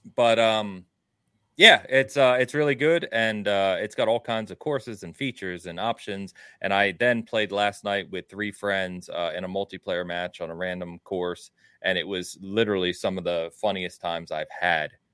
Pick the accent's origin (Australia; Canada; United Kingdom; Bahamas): United Kingdom; England; also born or lived in Midwest, United States; now in United States; being English